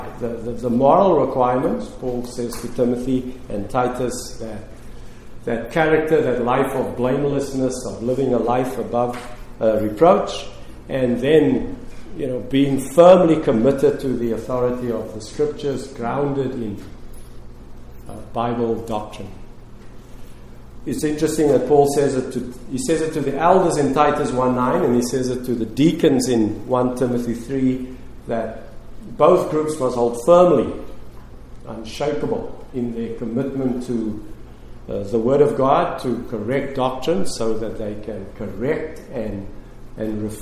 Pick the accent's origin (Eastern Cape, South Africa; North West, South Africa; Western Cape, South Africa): Western Cape, South Africa; Cape Town; Lorraine and I, my wife who is with me today, we grew up in Cape Town, South Africa, and that's where we lived and continue to live